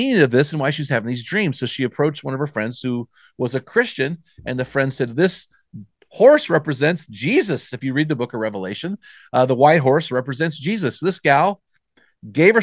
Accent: United States; accent: American; our American accent

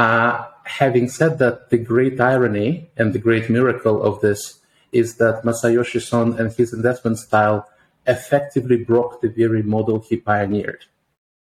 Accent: St. Petersburg, Saint Petersburg, Russia; moved away as an adult; now in Singapore; born and brought up in St. Petersburg, northwest

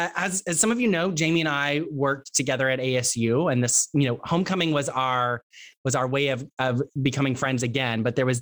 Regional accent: Texas, United States; accent: Texas; moved away; I have a Texas accent. I am from Texas. And the only time my Texas accent comes back is when I'm talking with my dad or when I'm talking really fast and I get really excited about something.

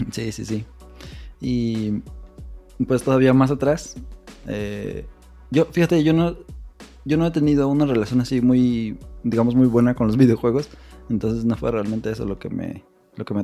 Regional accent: Mexico City, Mexico; now in Morelia, Mexico; Nosotros también salimos del DF, pero por el trabajo de mi papá nos fuimos

